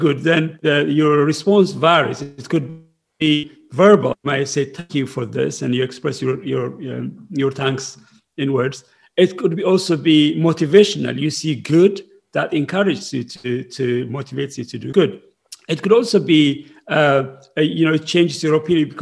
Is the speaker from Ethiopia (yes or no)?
yes; Ethiopia; moved away as an adult; now in United Kingdom; I came from Ethiopia when Ethiopia was in civil war with Eritrea